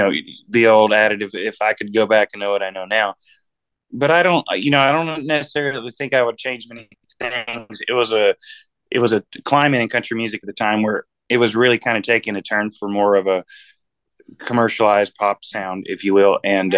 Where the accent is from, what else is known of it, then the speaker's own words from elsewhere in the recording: Boaz, Alabama, United States; now in Nashville, United States; And we're from Alabama, so it's a little town called Boaz, Alabama. But we're kind of like gypsies. We've been all over the country and I've got my roots now in Nashville, Tennessee